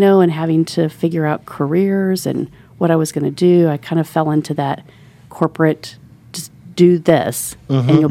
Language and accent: English; Indianapolis, Indiana, United States; also born or lived in Orlando, Florida; our family had a property here on Shelby Street. So you know where University of Indianapolis is